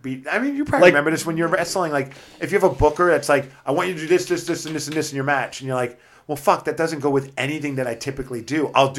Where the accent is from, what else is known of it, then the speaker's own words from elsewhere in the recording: New York City, New York, United States; moved away as an adult; also born or lived in Brooklyn, New York; now in Seattle, United States; I grew up in New York.